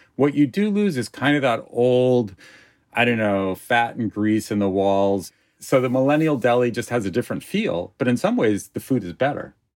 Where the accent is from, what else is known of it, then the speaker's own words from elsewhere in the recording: Los Angeles, California, United States; I grew up in Encino, in the old country, I call it